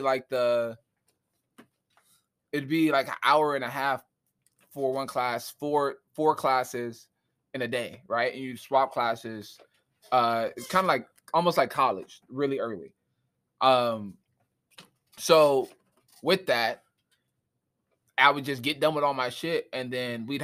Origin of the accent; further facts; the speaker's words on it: Norwalk, California, United States; I'm from Norwalk, California. Born and raised, about 25.